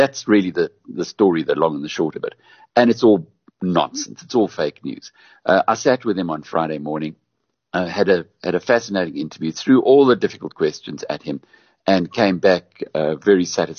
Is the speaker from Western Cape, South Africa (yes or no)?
no; Newcastle, KwaZulu-Natal, South Africa; My hometown of Newcastle